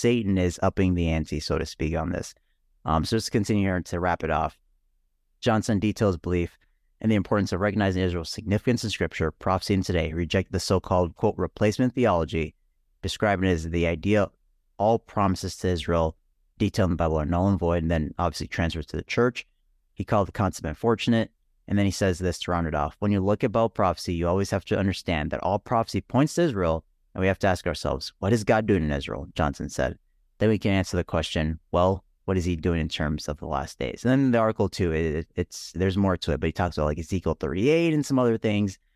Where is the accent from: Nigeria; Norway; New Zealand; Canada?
Nigeria; born there; I was born in Nigeria.